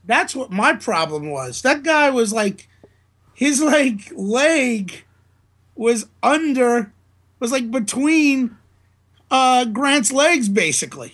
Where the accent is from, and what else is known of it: New Orleans, Louisiana, United States; born or raised there